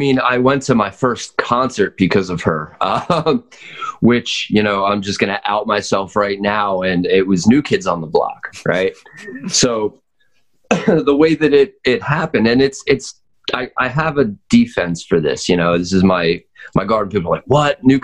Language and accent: English; North Wales, Pennsylvania, United States; So I grew up in North Wales